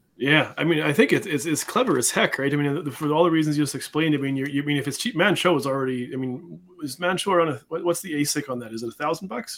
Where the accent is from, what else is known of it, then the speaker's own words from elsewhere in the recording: Canada; I'm a Canadian